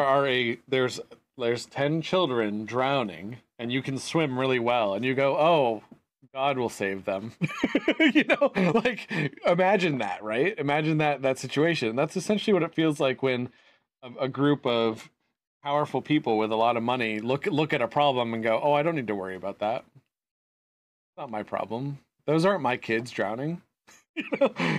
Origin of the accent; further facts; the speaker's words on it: United States; Being American